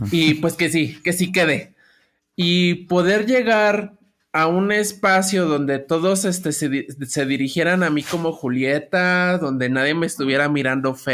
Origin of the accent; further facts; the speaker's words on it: Mexico City, Mexico; tengo 29 años, ya casi cumplí los 30. Este, toda mi vida he vivido en la Ciudad de México, aunque gran parte de mi infancia la pasé en Xochimilco.